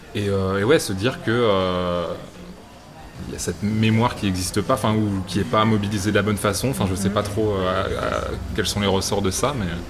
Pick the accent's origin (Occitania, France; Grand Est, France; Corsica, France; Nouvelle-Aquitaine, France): Grand Est, France; Alsace; en tant qu'Alsacien